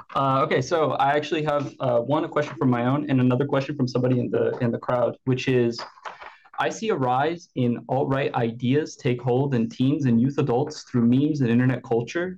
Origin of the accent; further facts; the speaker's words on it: Brazil; I'm from Brazil.